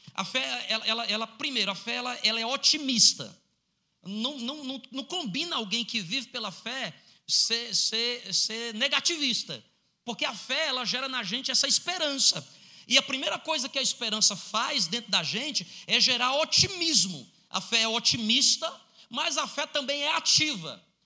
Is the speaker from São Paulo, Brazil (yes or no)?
no; Ceará, Brazil; eu sou do Ceará